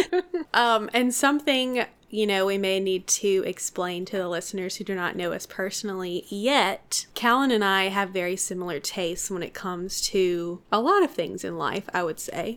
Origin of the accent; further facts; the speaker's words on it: Mississippi, United States; we're from Mississippi